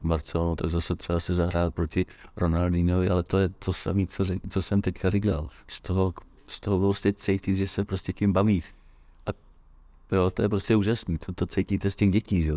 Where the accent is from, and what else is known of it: Czechia